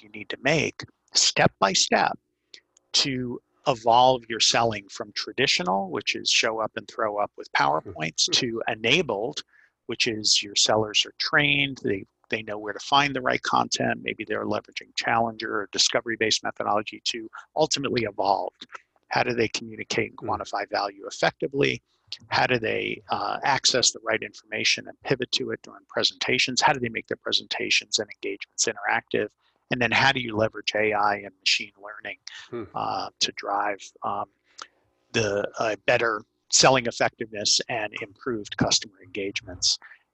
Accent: New York City, New York, United States; accent: Brooklyn; my Brooklyn accent

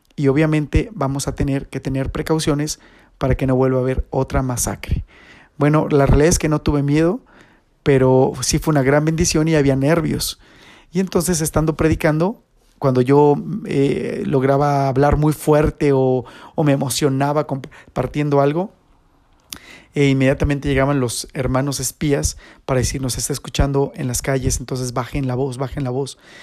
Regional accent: Toluca, State of Mexico, Mexico; le digo, de México

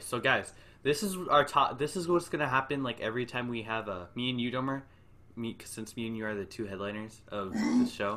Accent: California, United States; I'm so Californian

